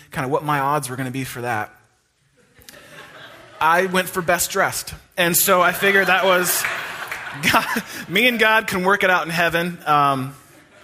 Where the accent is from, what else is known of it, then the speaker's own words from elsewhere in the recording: East Bay of San Francisco, California, United States; I went to a private Christian high school in where I grew up in the East Bay of San Francisco